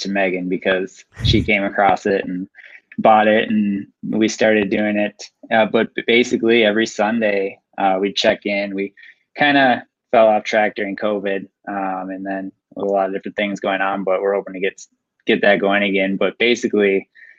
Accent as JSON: {"language": "English", "town": "Roseville", "region": "Minnesota", "country": "United States", "tie": "born or raised there", "said": "I grew up in Roseville, just been in Minnesota, living in Minnesota my whole life"}